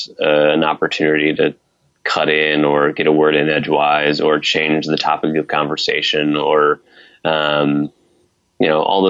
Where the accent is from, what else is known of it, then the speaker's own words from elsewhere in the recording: Northeast Ohio, United States; I'm from Northeast Ohio